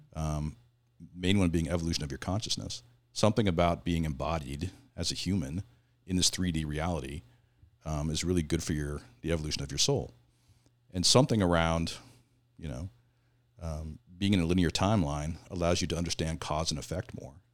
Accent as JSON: {"language": "English", "region": "Southern Oregon", "country": "United States", "tie": "born or raised there", "moved": "as an adult", "lives_now": "California, United States", "said": "I grew up in Southern Oregon."}